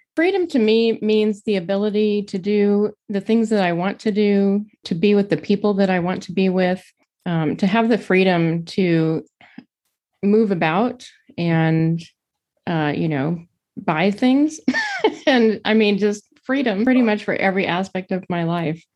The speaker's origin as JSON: {"language": "English", "town": "Pasadena", "region": "California", "country": "United States", "tie": "born or raised there", "moved": "yes", "lives_now": "Arlington, United States", "said": "I actually grew up in Pasadena, California."}